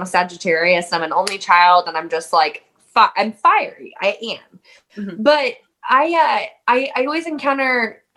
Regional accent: Raytown, Missouri, United States; I grew up in Raytown, Missouri, which is just like a suburb of Kansas City, in like southeast Kansas City

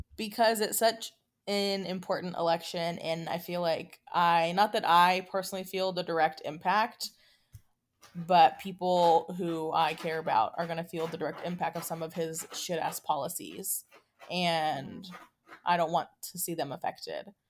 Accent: United States; as an American, as a Mexican American

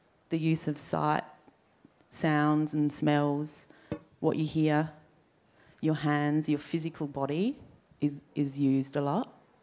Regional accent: Adelaide, South Australia, Australia; So we grew up here on Kaurna country.

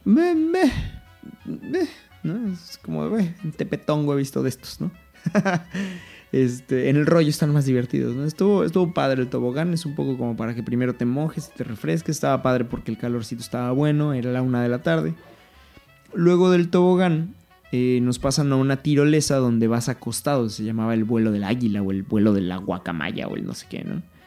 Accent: Mexico City, Mexico; yo soy de la Ciudad de México

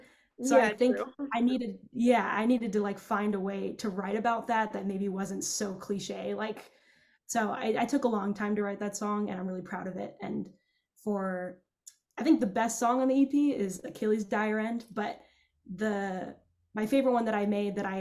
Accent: Los Angeles, California, United States; we're also both from the Valley

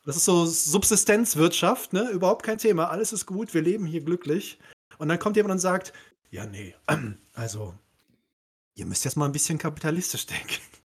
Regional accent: Cologne, North Rhine-Westphalia, Germany; also born or lived in Aberdeen, Scotland; ich als gebürtiger Kölner, ne, ich komme ja aus dem Rheinland

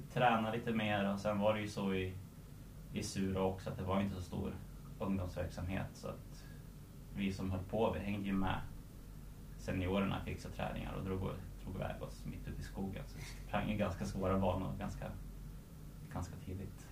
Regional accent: Surahammar, Västmanland, Sweden; also born or lived in Stockholm / Tullinge; jag är uppväxt i Surahammar

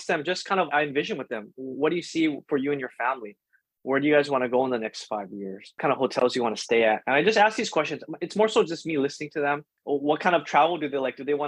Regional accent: Hawaii, United States; I grew up in Hawaii my whole life

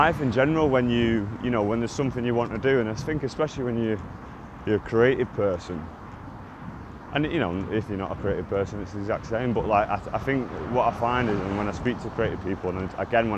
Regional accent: Manchester, North West England, United Kingdom; I grew up in Burnage

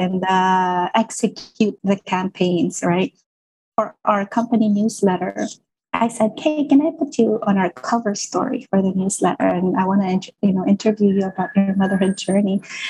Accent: Philippines; as a Filipino mom

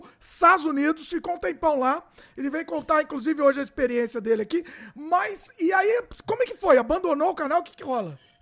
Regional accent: Brazil; eu sou brasileiro

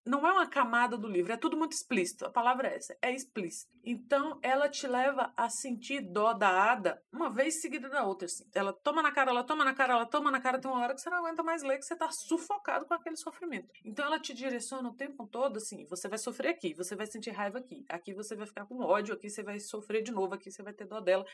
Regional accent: Brazil; nós, como brasileiros

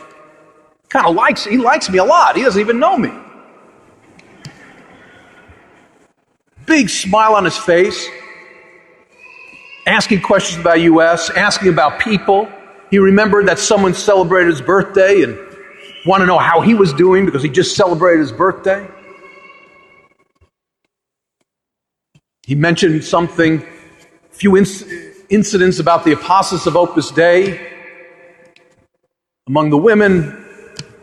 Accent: United States; I was a naive young American then

